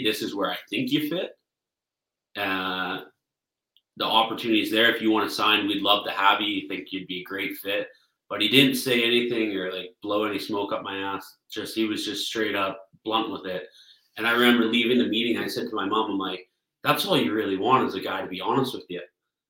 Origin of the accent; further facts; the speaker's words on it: Delta, British Columbia, Canada; also born or lived in Burnaby; living in Ladner, everyone just assumed I'd go play for the Delta IceHawks, my hometown team